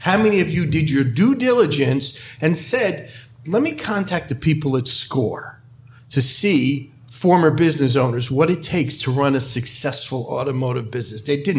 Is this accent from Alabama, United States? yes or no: no; New York, United States; I'm from New York.